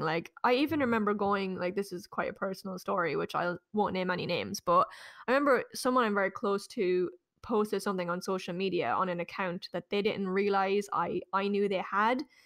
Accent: Ireland; deeply ingrained in us as Irish people

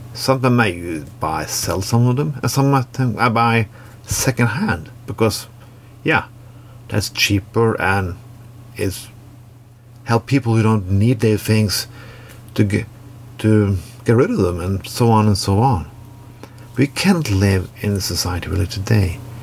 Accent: Norway; when I grew up in Norway in the 80s and 90s

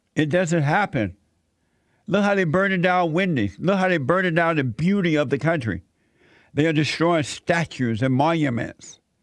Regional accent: Alabama, United States; now in Los Angeles, United States; when I was growing up in Alabama, uh, Atlanta was like two hours away from where I lived growing up.

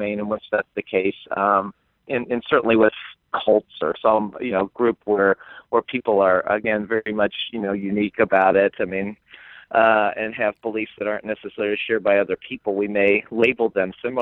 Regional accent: Cincinnati, Ohio, United States; now in Indiana, United States; I grew up in Cincinnati

